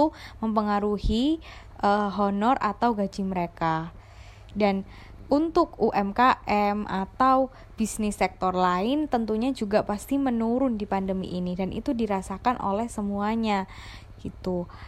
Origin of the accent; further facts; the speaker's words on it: Surabaya, East Java, Indonesia; Aku dari Surabaya.